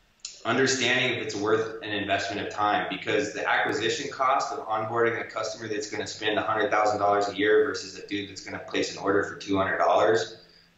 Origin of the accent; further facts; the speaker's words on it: Sedalia, Missouri, United States; I grew up in Sedalia, which is like way out in the country, and like my dad got me into snowboarding and skateboarding, and it was super unheard of out there.